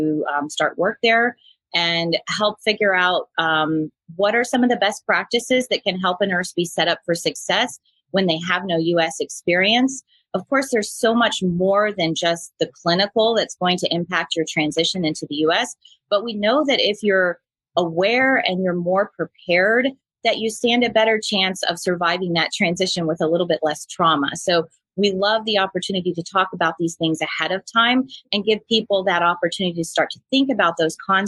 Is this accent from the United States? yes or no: yes; Central Florida, United States; I grew up in the Central Florida area